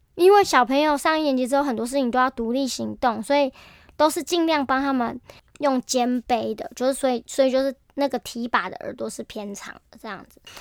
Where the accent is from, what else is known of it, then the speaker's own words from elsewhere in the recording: Taiwan; 我们台湾人的民族性